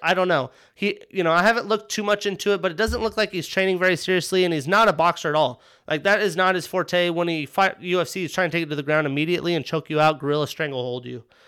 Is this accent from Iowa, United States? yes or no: no; Wyoming, United States; I grew up in Wyoming